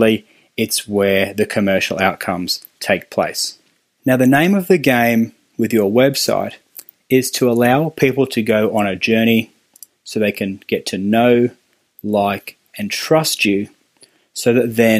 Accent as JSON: {"language": "English", "country": "Australia", "accent": "Australian", "said": "my fun Australian accent"}